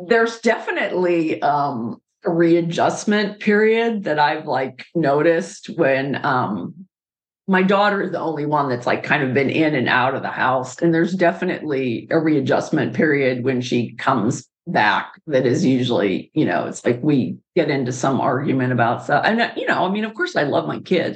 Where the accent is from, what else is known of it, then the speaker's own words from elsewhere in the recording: Pittsburgh, Pennsylvania, United States; moved away; I grew up in Pittsburgh